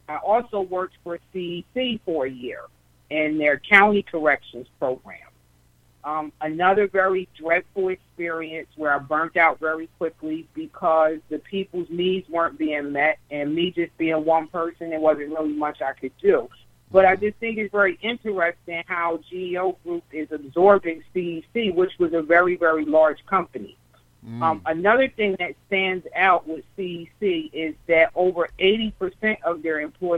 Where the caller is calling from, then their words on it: New Jersey, United States; I'm from New Jersey.